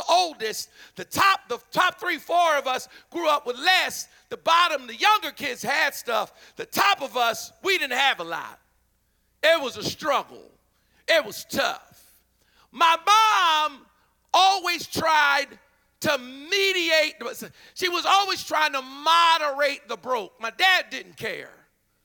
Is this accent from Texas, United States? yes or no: no; Philadelphia, Pennsylvania, United States; I'm from Philly.